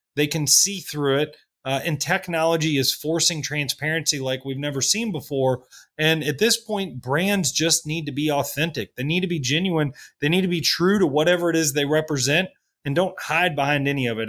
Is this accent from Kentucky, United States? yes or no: yes; Kentucky, United States; moved away as an adult; also born or lived in New York City / Washington, D.C.; I grew up in Kentucky